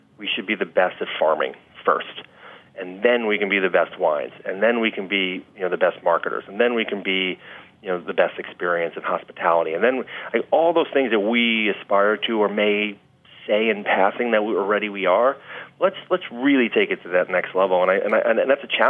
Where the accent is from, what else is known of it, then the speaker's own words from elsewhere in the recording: New York, United States; also born or lived in Italy; now in California, United States; I'm a New Yorker